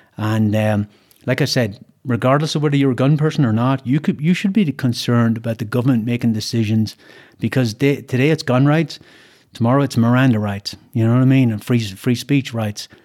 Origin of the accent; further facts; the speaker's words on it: Ireland; moved away as an adult; now in United States; when I grew up in Ireland